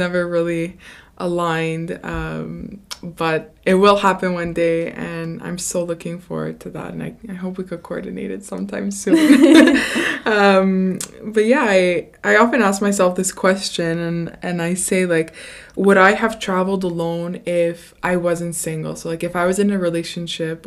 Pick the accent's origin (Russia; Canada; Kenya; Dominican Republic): Canada; growing up in Canada, we're very privileged